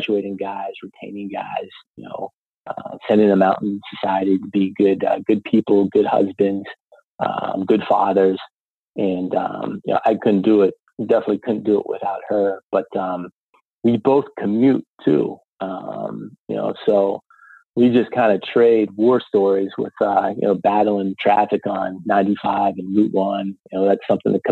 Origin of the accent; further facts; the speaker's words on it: Meadville, Pennsylvania, United States; myself and my brother and sisters, we grew up on Allegheny College